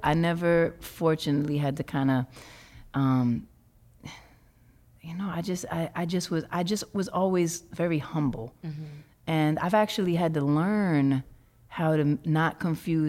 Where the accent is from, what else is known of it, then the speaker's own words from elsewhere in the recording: New York City, New York, United States; I grew up in Harlem in Hell's Kitchen